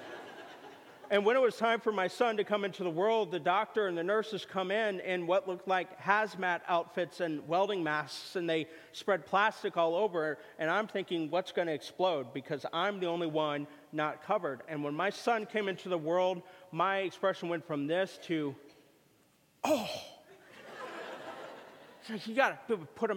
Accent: Missouri, United States; moved away; Chiefs, my home state

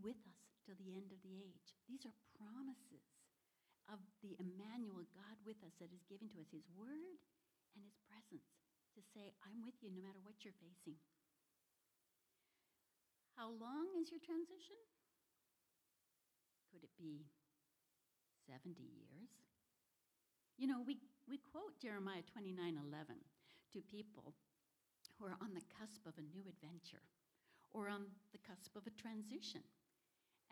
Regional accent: Canada; moved away; also born or lived in Washington, United States; My husband and I are from the Northwest, up in Washington, and I'm actually from Canada.

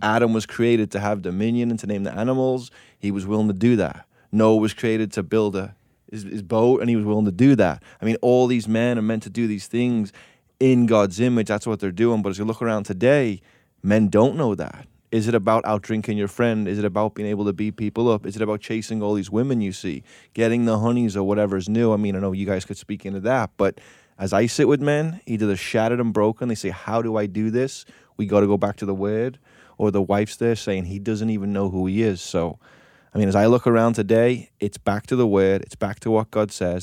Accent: England, United Kingdom; moved away; I grew up in England

